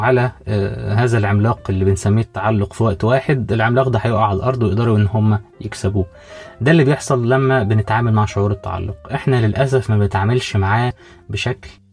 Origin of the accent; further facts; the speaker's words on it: Egypt; عندنا في مصر